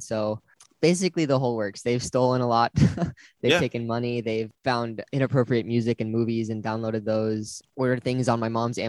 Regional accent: Wisconsin, United States; born there; now in Pittsboro, United States; I was born in Wisconsin and we've moved around a lot, but that's where I'm at right now.

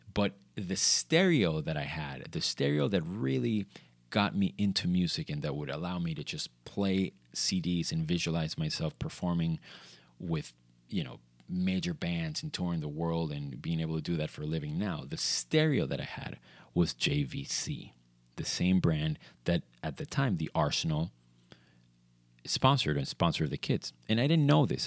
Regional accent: Venezuela; growing up in Venezuela, you see a lot or you saw a lot of Italian football

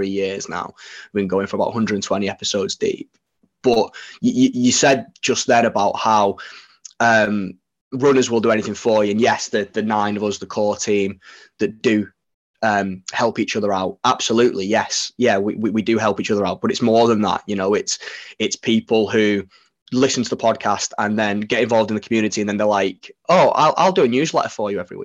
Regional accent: Widnes, North West England, United Kingdom; now in Sheffield, United Kingdom; So I'm from Widnes originally. We live in Sheffield now

